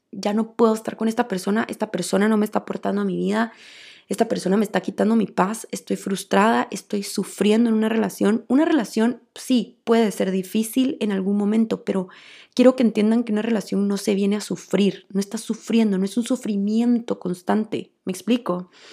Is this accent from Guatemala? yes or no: yes; Guatemala; Pues yo crecí en Guatemala